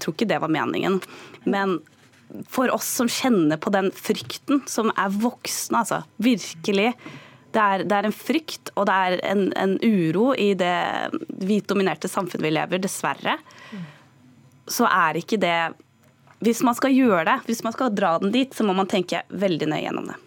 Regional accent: Norway; Så sa jeg Norge

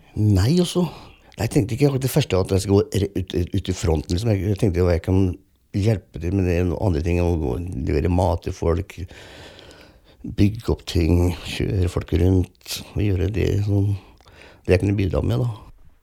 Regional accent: Fredrikstad, Viken, Norway; jeg er oppvokst i Norge

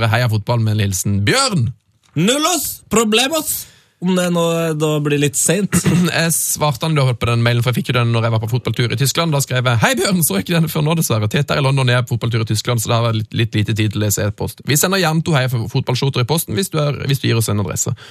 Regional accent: Levanger, Trøndelag, Norway; Så kommer vi tilbake til det at vi er fra Levanger, som dere ofte har omtalt i programmet deres.

